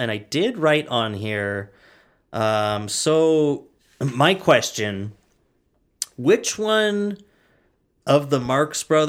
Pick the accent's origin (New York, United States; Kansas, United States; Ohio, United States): New York, United States; Bronx; accent: Bronx; You're like, almost me, my Bronx accent.